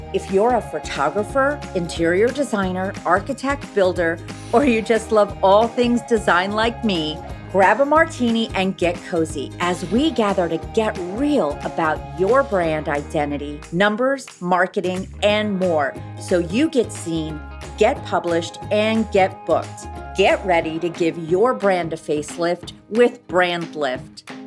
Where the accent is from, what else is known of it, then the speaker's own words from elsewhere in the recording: Midwest, United States; now in Northeast, United States; I'm from the Midwest